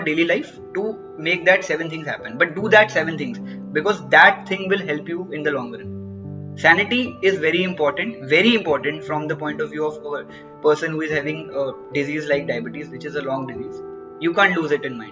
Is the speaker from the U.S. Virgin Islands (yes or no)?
no; near Katra, Jammu and Kashmir, India; Like I was in Sri Mata Vaishno Devi University. It is near to my hometown only, Katra